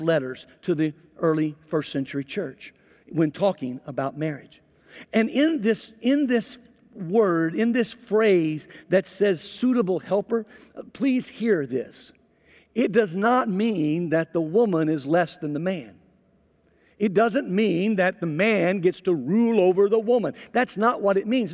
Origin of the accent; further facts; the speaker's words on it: Mississippi, United States; I'm from Mississippi